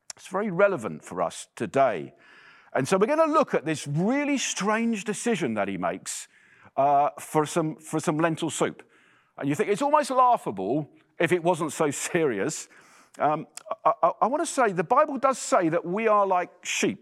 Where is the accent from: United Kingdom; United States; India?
United Kingdom; England; accent: English; moved away as an adult; now in Ottawa, Canada; you'll tell from my accent that I'm English